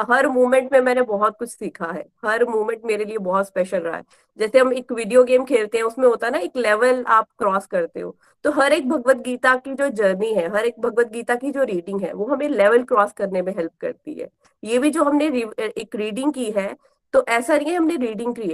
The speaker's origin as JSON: {"language": "Hindi", "town": "Pathankot", "region": "Punjab", "country": "India", "lives_now": "Gurgaon, India", "said": "मैं गुड़गांव से हूँ गुड़गांव में हम लोकेटेड है क्योंकि मेरे हस्बैंड की जॉब यहाँ है वैसे हम पठानकोट से हैं"}